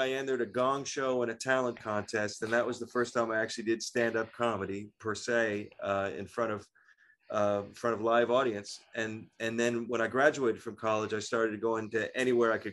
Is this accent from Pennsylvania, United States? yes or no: yes; Pittsburgh, Pennsylvania, United States; moved away; my hometown, Pittsburgh